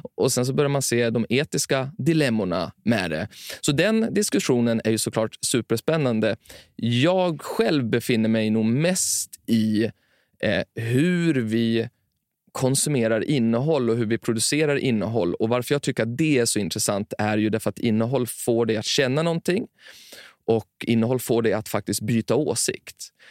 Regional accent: Timrå, Västernorrland County, Sweden; Jag växte upp i Timrå

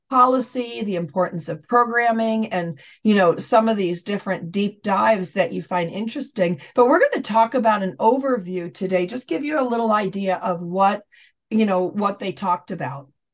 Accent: near Syracuse, New York, United States; Syracuse University, which is not far from my hometown

